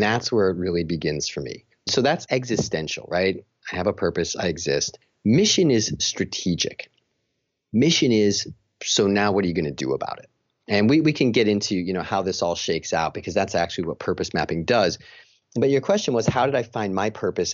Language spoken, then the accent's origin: English; Chicago, Illinois, United States; moved away as an adult; now in Rochester, New York, United States; I'm from Chicago